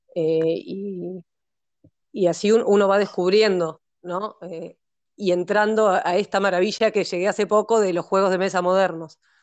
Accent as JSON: {"language": "Spanish", "region": "Neuquén", "country": "Argentina", "tie": "born or raised there", "also_born_or_lived": "Montevideo, Uruguay", "said": "Soy, de Montevideo, vivo en Neuquén, viví toda mi vida en Neuquén."}